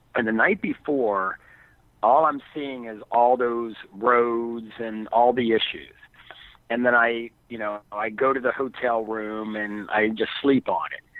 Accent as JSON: {"language": "English", "town": "Philadelphia", "region": "Pennsylvania", "country": "United States", "said": "I'm from Philadelphia. Now I'm from the wrong side of Philadelphia. I'm from South Philly"}